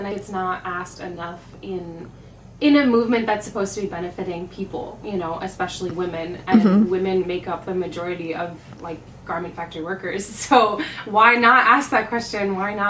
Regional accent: Connecticut, United States; moved away as an adult; now in New York, United States; I am from Connecticut. I moved to New York about a year ago, just over a year ago.

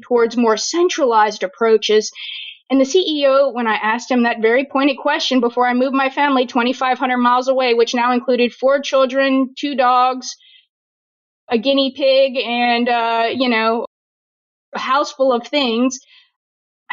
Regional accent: New Orleans, Louisiana, United States; moved away; I am born and raised in New Orleans, Louisiana, trained in the Deep South

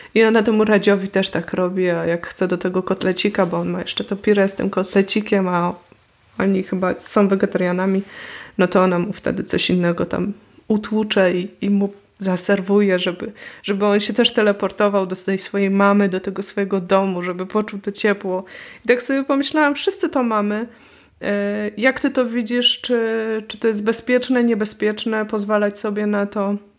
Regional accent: Poznań, Greater Poland, Poland; moved away; also born or lived in Wrocław / Warsaw; jestem z Poznania, więc tu używam tego słowa e, na kromki

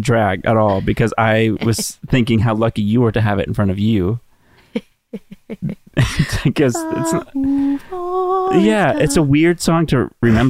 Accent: Texas, United States; No. I'm from Texas.

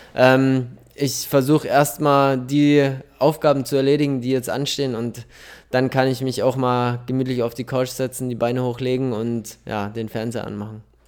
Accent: Munich, Bavaria, Germany; da ich aber gebürtiger Münchner bin

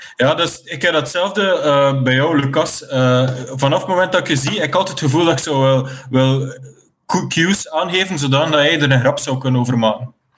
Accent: West Flanders, Belgium; ik kom uit West-Vlaanderen

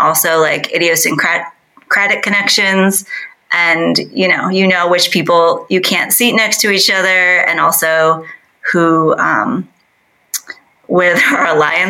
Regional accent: Midwest, United States; moved away as an adult; now in Seoul, South Korea; growing up in the Midwest in the U.S.

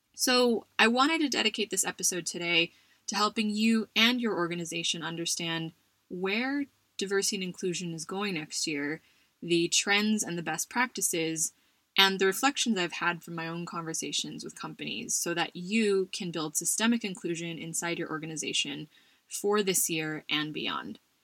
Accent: United States; My home country of the US

